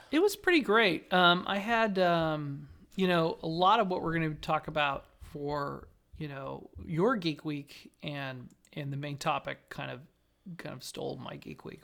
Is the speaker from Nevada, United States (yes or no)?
yes; Southern Nevada, United States; growing up in Southern Nevada